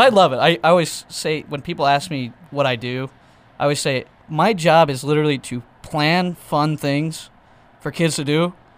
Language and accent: English; Elk City, Oklahoma, United States; back in Elk City, in my hometown